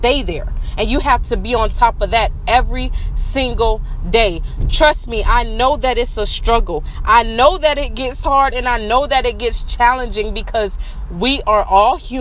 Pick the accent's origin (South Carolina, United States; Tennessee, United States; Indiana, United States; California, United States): South Carolina, United States; that's the way I talk. I'm from South Carolina